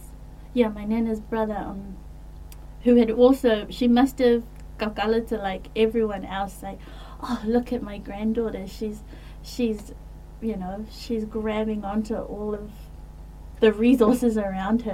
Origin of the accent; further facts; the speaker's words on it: Auckland, New Zealand; also born or lived in Wellington, New Zealand; Growing up in West Auckland, in Manui and in Massey, I was always surrounded by my Samoan Ainga